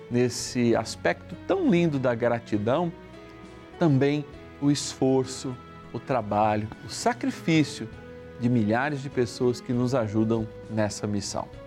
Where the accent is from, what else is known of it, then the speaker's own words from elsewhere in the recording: Rio de Janeiro, Brazil; Aliás, eu sou carioca de batismo, batizado na Igreja de Cristo Redentor, lá na Rua das Laranjeiras